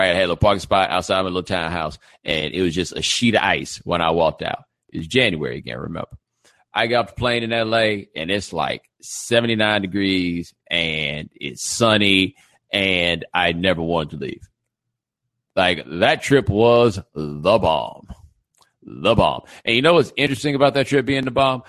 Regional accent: Houston, Texas, United States; now in Miami, United States; I'm from Houston

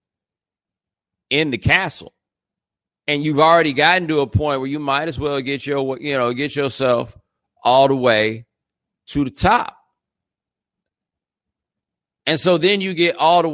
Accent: Houston, Texas, United States; I am from Houston

